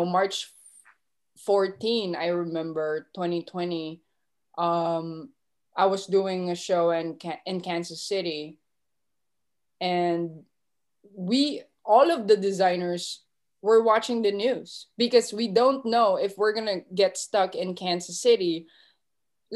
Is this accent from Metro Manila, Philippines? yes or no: yes; Manila, Metro Manila, Philippines; moved away as an adult; now in New York, United States; I'm from Manila, Philippines, born and raised, moved to United States 2014